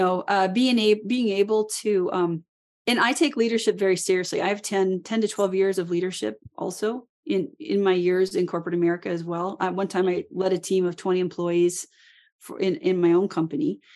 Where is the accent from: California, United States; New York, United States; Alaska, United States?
Alaska, United States; I was born and raised in Alaska